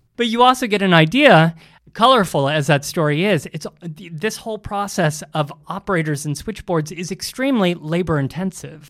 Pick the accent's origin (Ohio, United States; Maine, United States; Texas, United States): Ohio, United States; now in New York, United States; growing up in Ohio, I was in a house with about four telephones